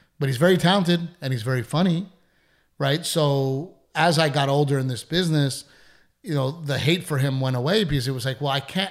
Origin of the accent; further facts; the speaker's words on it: Portland, Texas, United States; in Corpus Christi, where we grew up in Gregory, Portland